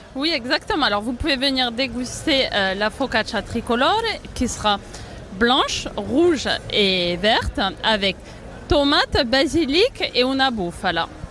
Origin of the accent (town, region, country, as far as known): Italy; moved away